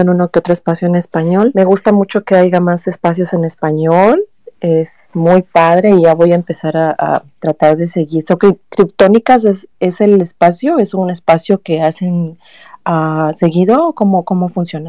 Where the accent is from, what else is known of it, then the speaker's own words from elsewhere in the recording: Mexico; now in California, United States; Yo, yo soy originaria de México, y, y, vivo en California